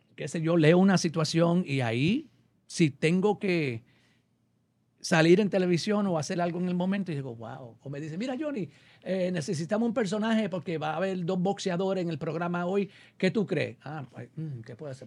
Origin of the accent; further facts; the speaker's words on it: New York, United States; also born or lived in Puerto Rico; now in Los Angeles, United States; soy nacido y criado en Nueva York.